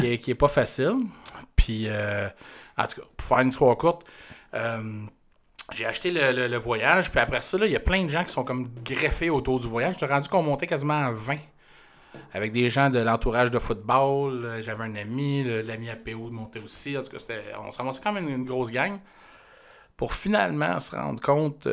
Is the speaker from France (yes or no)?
no; Canada; on vient du Canada